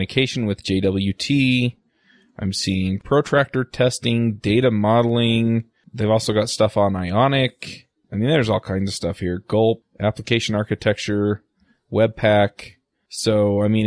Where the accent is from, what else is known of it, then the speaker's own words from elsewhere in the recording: Salt Lake City, Utah, United States; in Salt Lake City. It's my hometown